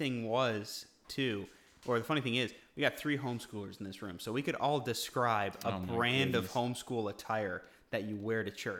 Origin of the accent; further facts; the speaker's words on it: Guam; moved away; we grew up on Guam.